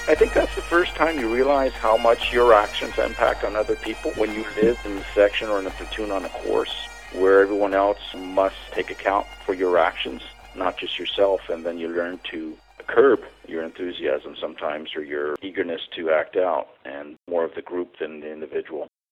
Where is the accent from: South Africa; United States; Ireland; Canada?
Canada; Ottawa, Ontario; also born or lived in Montreal; I was born in Montreal and I moved to Ottawa, and I was raised in Ottawa